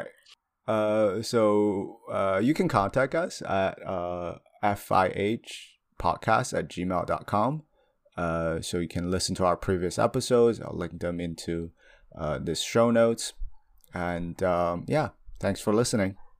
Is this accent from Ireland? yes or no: no; China; moved away; I come from China